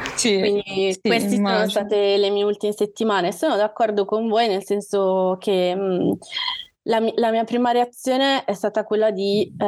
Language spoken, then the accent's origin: Italian; Calabria, Italy; moved away as an adult; now in Milan, Italy; vivo a Milano, ma sono calabrese. Vivo a Milano ormai da quasi 18 anni. Mi sono trasferita qui per gli studi universitari